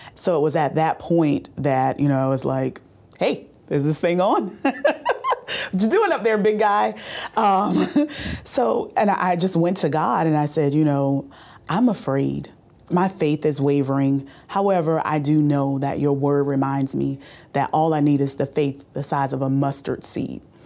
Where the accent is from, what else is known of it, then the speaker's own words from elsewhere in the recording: Bowman, South Carolina, United States; I grew up in Orangeburg County um, near a small town called Bowman, South Carolina.